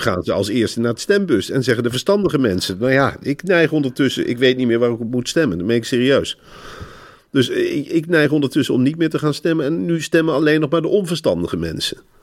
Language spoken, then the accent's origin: Dutch; Netherlands